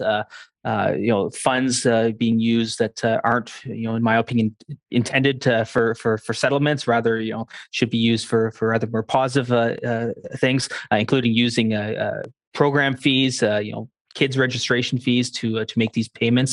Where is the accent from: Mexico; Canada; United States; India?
Canada; I'm Canadian